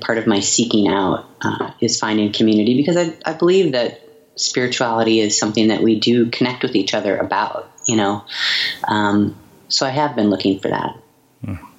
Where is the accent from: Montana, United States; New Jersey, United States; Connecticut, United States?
Montana, United States; also born or lived in Seattle; now in Portland, United States; my hometown in Montana